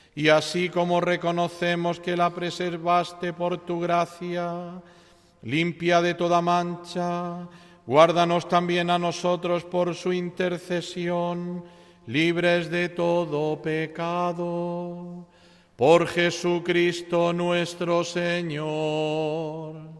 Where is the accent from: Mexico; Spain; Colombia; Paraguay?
Spain; Andalusia; como buen andaluz